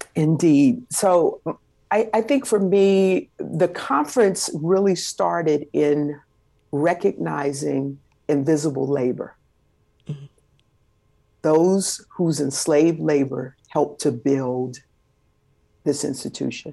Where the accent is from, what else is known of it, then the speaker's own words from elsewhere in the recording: Los Angeles, California, United States; I was born and raised in South Central Los Angeles, California.